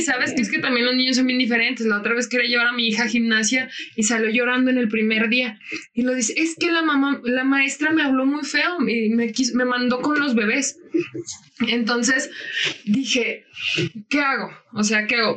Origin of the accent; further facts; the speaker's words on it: Francisco I. Madero, Mexico; yo soy de Francisco Madero